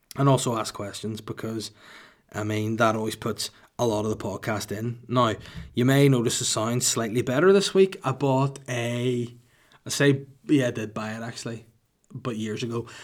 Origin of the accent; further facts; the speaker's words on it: Holywood, Northern Ireland, United Kingdom; my hometown of Hollywood County Down, not California